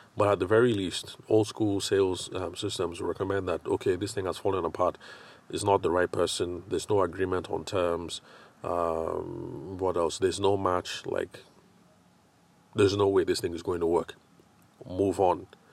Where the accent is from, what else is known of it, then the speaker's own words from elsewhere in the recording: Nigeria; I'm Nigerian